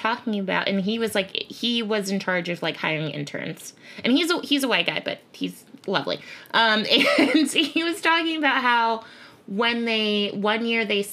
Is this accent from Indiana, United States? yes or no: no; Connecticut, United States; also born or lived in Bridgeport, Connecticut; I grew up in Connecticut, which is permanently white.